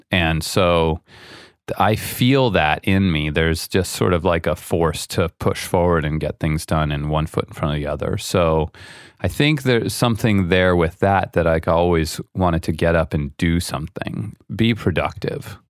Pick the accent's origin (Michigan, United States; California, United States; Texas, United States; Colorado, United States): California, United States; San Francisco; also born or lived in Iowa City, Iowa; I grew up in San Francisco, in the Bay Area. I was born in Iowa, an Iowa city